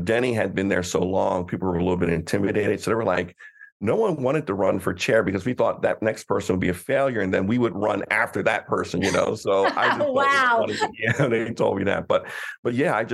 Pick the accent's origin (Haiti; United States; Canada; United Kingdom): United States; Coatesville, Pennsylvania; I grew up in Coatesville, PA, which is outside of Philadelphia suburbs